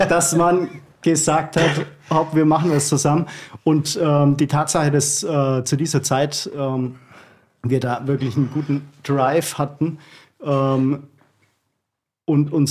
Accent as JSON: {"language": "German", "country": "Germany", "said": "Ich sehe mich da, ich sehe mich da eher als äh, Deutscher äh, in diesem Punkt."}